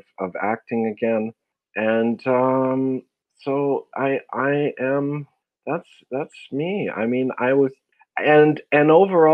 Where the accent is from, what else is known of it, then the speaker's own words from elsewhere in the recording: Vancouver, British Columbia, Canada; I'm born and raised in Vancouver, BC